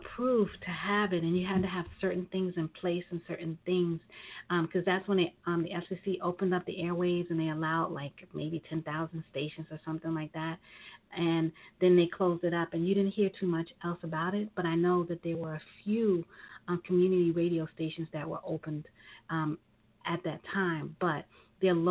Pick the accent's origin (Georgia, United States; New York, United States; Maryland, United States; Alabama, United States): New York, United States; I was growing up in New York